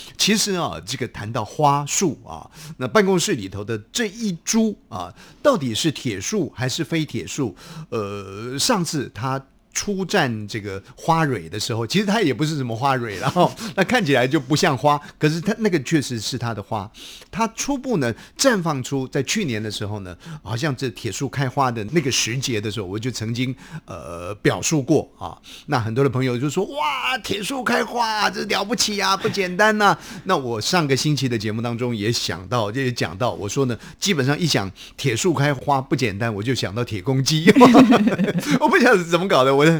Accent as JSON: {"language": "Chinese", "country": "Taiwan", "said": "我们台湾话讲说幼气也啊，非常的幼齿啊。"}